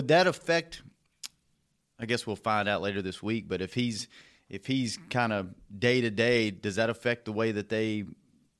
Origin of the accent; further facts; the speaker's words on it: Louisiana, United States; I'm from Louisiana.